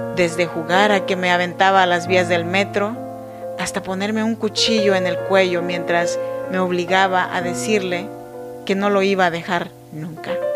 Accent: Oaxaca, Mexico; born or raised there; now in Sacramento, United States

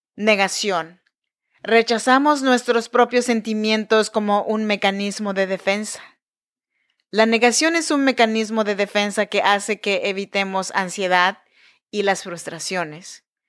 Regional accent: Chinantec region, Oaxaca, Mexico; moved away as an adult; now in Sacramento, United States; Yo soy nacida en Oaxaca, México, en la región chinanteca

